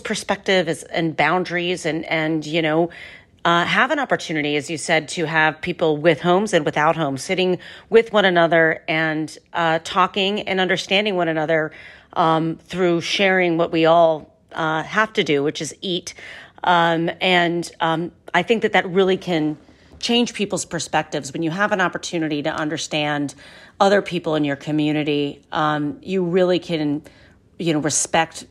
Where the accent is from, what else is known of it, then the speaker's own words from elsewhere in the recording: Ohio, United States; Canal Fulton, Ohio, my home state.